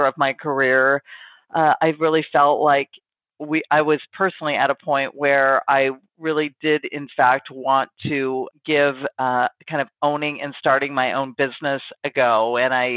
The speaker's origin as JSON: {"language": "English", "region": "Pacific Northwest", "country": "United States", "tie": "born or raised there", "said": "I've kind of born and raised in the Pacific Northwest, which is where I've spent all of my life."}